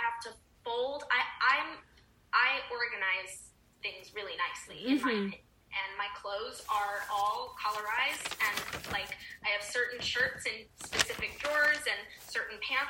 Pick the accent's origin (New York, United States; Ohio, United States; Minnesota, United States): New York, United States; Rockland County; also born or lived in California; I'm from New York, and I'm from Rockland County